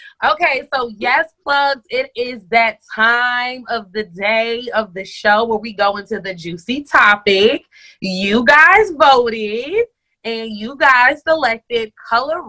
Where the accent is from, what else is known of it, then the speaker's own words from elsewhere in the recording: New York City, New York, United States; now in Georgia, United States; I'm originally from Bronx, New York